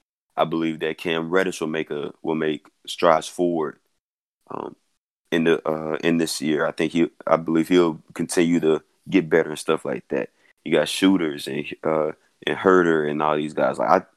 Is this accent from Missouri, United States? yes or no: no; Atlanta, Georgia, United States; y'all know I'm from Atlanta.